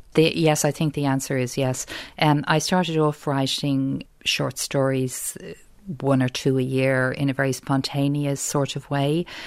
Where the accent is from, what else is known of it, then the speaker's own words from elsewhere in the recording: Dublin, Leinster, Ireland; accent: South Dublin; I'll always speak it with my South Dublin accent